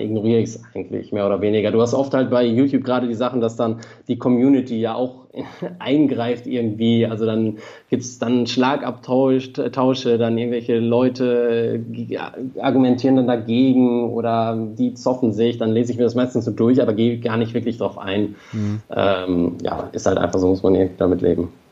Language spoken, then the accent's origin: German; Ratingen, North Rhine-Westphalia, Germany; now in Berlin, Germany; ich habe noch sehr viele Freunde in meiner alten Heimat, Rating mhm. bei Düsseldorf